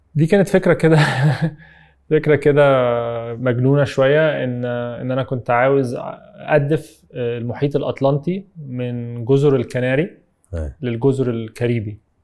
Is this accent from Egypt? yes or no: yes; Egypt